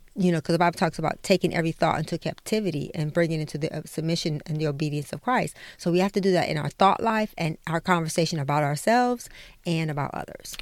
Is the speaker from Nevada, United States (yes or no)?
no; Detroit, Michigan, United States; we grew up in Detroit